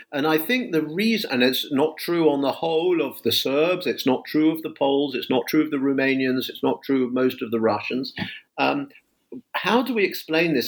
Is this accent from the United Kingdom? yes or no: yes; London, United Kingdom; moved away as an adult; now in United States; I teach in the US, but I'm a Brit. I'm from London